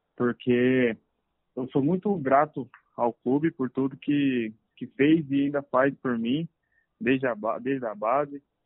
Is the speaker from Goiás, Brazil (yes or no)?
yes; Anápolis, Goiás, Brazil; moved away; eu sou de Anápolis, Goiás